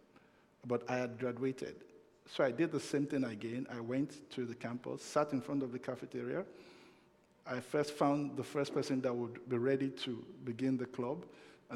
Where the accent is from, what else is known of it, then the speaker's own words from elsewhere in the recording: Nigeria; moved away as an adult; also born or lived in United States; now in Canada; When I was migrating from Nigeria to North America, and that was 25 years ago. And that's because there were a lot of limited opportunities in my country of birth